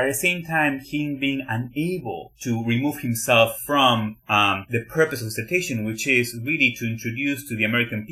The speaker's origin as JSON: {"language": "English", "country": "Argentina", "tie": "born or raised there", "moved": "as an adult", "lives_now": "United States", "said": "So I came from Argentina to the US."}